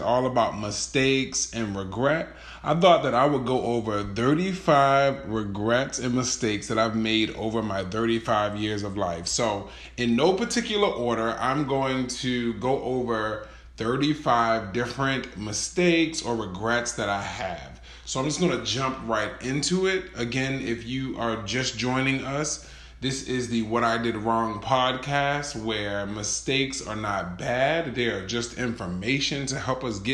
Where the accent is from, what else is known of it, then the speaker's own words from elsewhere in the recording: Baltimore, Maryland, United States; I grew up in Baltimore City, which is a pretty metropolitan city